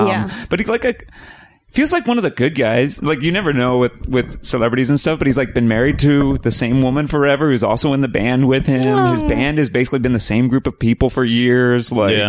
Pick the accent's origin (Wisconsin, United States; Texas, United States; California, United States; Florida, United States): Texas, United States; Austin; I'm from Austin.